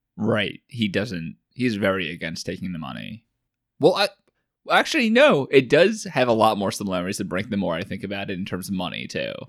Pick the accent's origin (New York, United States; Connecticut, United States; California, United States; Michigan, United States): New York, United States; Long Island; I'm from Long Island